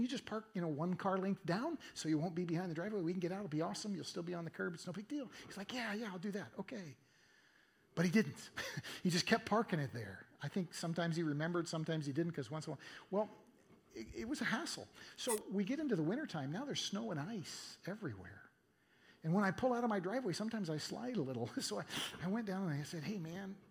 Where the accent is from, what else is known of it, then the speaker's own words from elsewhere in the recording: Eugene, Oregon, United States; my hometown, Eugene, Oregon